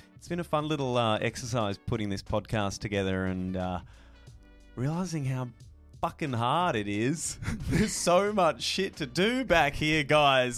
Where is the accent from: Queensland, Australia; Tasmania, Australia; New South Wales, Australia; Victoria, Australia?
Tasmania, Australia; Tassie; born or raised there; moved away